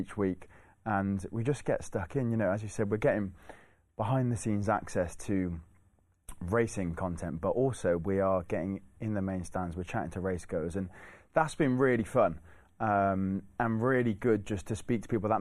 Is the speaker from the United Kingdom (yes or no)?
yes; Cheltenham, South West England, United Kingdom; I was born in Cheltenham. Cheltenham was kind of where I found my love for racing